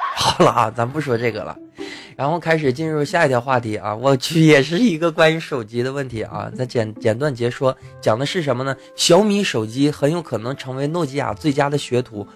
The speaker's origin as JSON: {"language": "Chinese", "country": "China", "said": "我们都是中国人"}